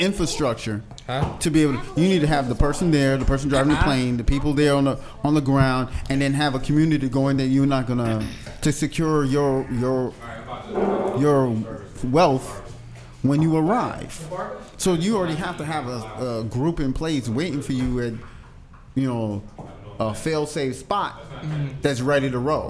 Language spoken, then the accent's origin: English; Barbados; No, I'm from Barbados.